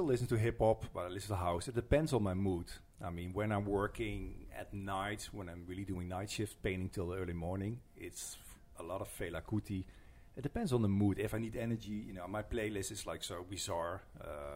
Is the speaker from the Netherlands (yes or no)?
yes; Netherlands; English is a second language; also born or lived in Rotterdam, Netherlands / New York, United States; I'm from the Netherlands. I've been living in Rotterdam since like 96. I went to art school there. I grew up in a very small town. But Rotterdam is my hometown